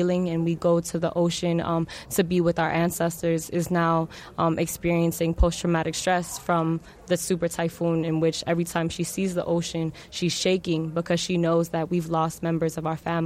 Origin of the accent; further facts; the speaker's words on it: Oakland, California, United States; moved away as an adult; now in Tanauan, Philippines; I'm from Oakland, California. I've been living in the Philippines in Tanawan Leyte, where my mother is from, for the past almost 2 years